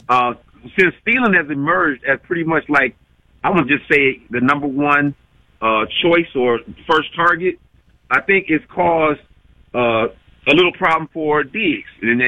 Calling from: Toledo, Ohio, United States; I'm calling from Toledo, Ohio. I've been a fan since 73. Mm-hmm. I'm 51

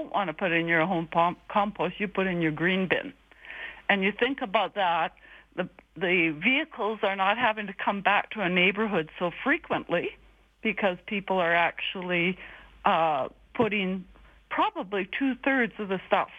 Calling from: Kelowna, British Columbia, Canada; moved away as an adult; I'm calling from Airdrie. I'm a three-year new resident of Alberta, coming from Kelowna.

